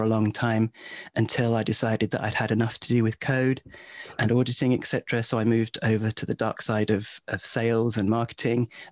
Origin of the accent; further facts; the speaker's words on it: England, United Kingdom; also born or lived in Warwick; I'm English